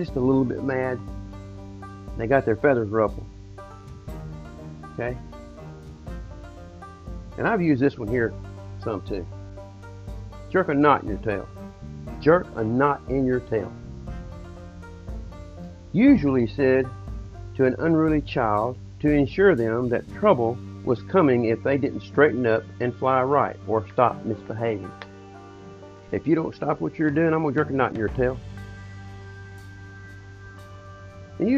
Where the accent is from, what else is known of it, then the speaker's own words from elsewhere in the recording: the South, Southern United States, United States; I'm just a Southerner